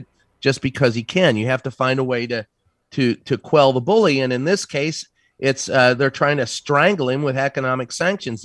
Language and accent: English; Maryland, United States; my home state in Maryland